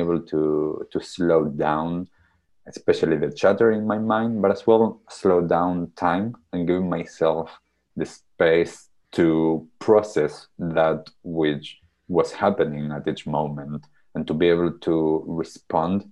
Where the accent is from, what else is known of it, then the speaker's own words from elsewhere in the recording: Argentina; moved away; when I was young, growing up in Argentina.